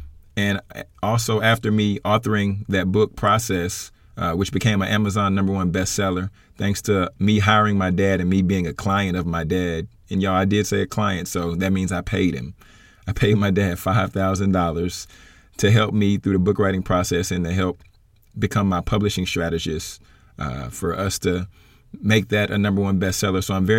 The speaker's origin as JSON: {"language": "English", "town": "Baton Rouge", "region": "Louisiana", "country": "United States", "tie": "born or raised there", "also_born_or_lived": "Atlanta / Texas", "lives_now": "Dallas, United States", "said": "But y'all, I grew up in Baton Rouge. Bounced around a little bit from Atlanta to Texas, from Texas back to Atlanta."}